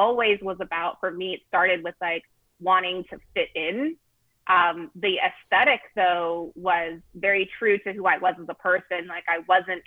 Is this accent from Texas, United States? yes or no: no; San Diego, California, United States; I grew up in San Diego